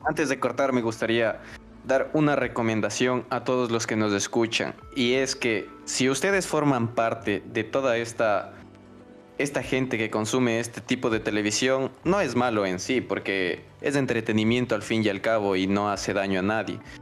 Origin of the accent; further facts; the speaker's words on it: Ecuador; tenemos como, cultura ecuatoriana